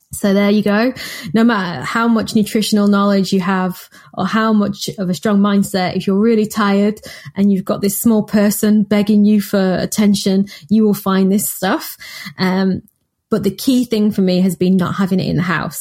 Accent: Manchester, North West England, United Kingdom; I'm from Manchester

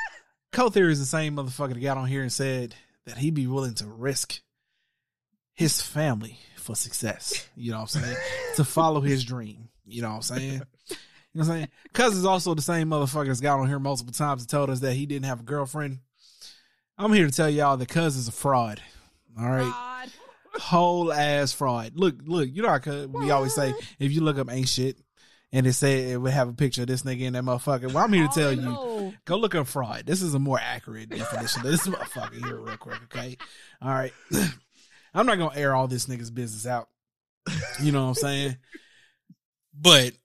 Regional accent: Texas, United States; moved away; I'm from Texas

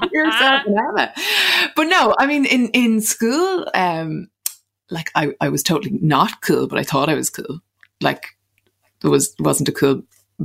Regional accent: Munster, Ireland; accent: Clare; It was in my best Clare accent because I hadn't gone to school at that point. So Mom and Dad, obviously they were both from Clare. They had a Clare accent. So I had a Clare accent until probably 4 or 5, until I went to school.

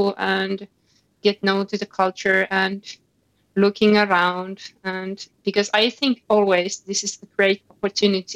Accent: Finland; I'm from Finland

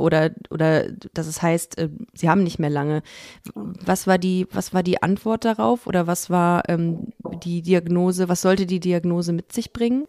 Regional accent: Düsseldorf, North Rhine-Westphalia, Germany; ich bin ja in Düsseldorf aufgewachsen

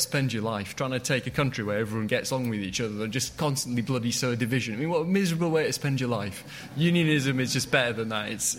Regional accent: Huddersfield, Yorkshire and the Humber, United Kingdom; I would think of myself as a British person rather than English or Scottish person. My mum, my dad, my brother, my sister, even my family Scottish. I grew up in Huddersfield.

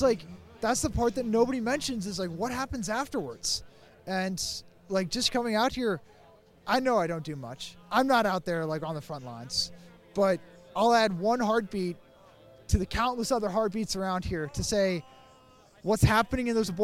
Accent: Lexington, Virginia, United States; Lexington, Virginia.

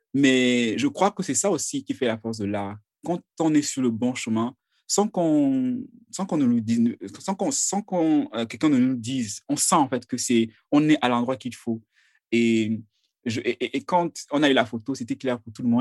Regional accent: Cameroon; je viens du Cameroun

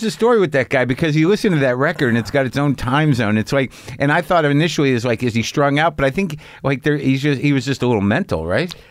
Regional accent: New Mexico, United States; I grew up in New Mexico

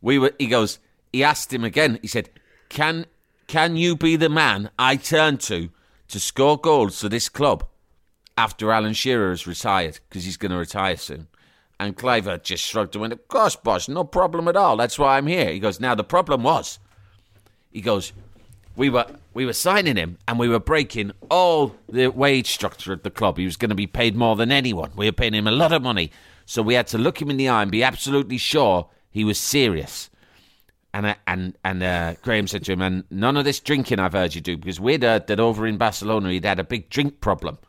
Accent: England, United Kingdom; I'm an Englishman

